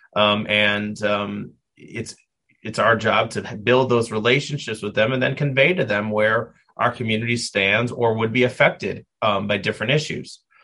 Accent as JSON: {"language": "English", "town": "Milwaukee", "region": "Wisconsin", "country": "United States", "tie": "born or raised there", "moved": "as an adult", "lives_now": "Cleveland, United States", "said": "I was born and raised in Milwaukee, Wisconsin"}